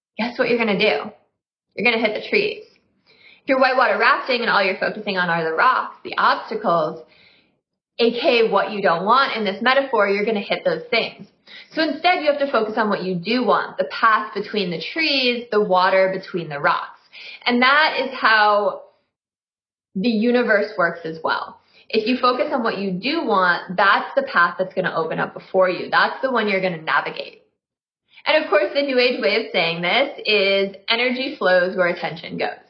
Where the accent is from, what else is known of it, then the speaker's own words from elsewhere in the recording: Midwest, United States; I'm from the Midwest